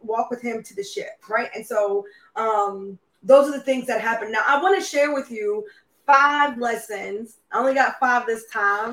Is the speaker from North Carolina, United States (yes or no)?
yes; Charlotte, North Carolina, United States; I'm from Charlotte.